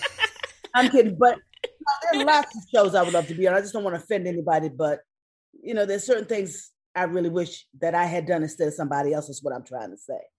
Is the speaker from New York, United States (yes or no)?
yes; New York, United States; now in California, United States; I'm from New York